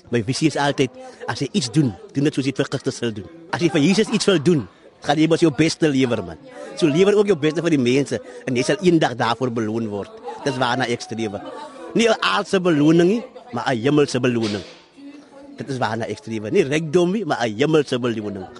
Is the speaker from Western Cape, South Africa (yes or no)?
yes; Suurbraak, Western Cape, South Africa; moved away as an adult; now in Heidelberg, South Africa; Ek is oorspronklik van Sierblak, die briljante dorpie tussen Berrydale en Swellendam.